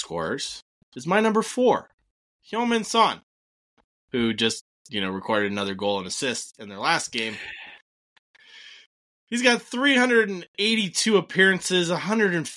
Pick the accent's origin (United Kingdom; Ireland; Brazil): Ireland; I am an Irish person myself.